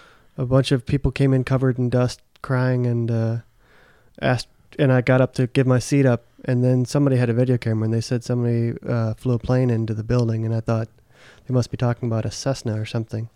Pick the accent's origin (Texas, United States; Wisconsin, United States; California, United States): Wisconsin, United States; Racine; moved away as an adult; also born or lived in New York; now in Seattle, United States; I went home to Wisconsin. I'm from Wisconsin. I went home to Wisconsin after some things happened in New York in 2001.